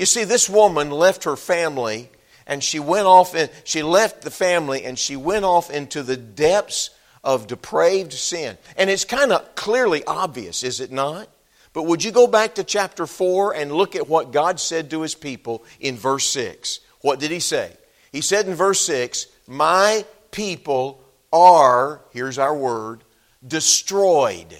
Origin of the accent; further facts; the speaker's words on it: Texas, United States; moved away as an adult; I'm a Texan. Grew up in Texas